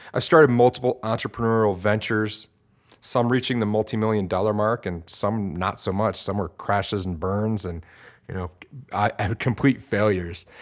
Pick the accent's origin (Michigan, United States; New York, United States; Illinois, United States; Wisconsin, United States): Michigan, United States; Detroit; growing up in Detroit, Michigan, where I grew up